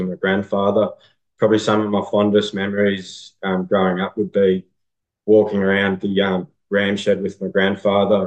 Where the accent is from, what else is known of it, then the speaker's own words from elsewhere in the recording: Young, New South Wales, Australia; now in Cootamundra, Australia; I'm from Young